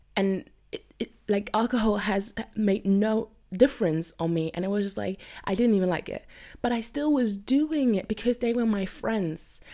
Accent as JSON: {"language": "English", "country": "Germany", "said": "I'm from Germany."}